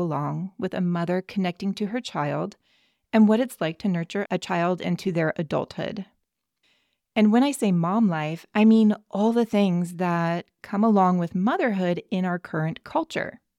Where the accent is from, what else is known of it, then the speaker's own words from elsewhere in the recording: California, United States; as a Californian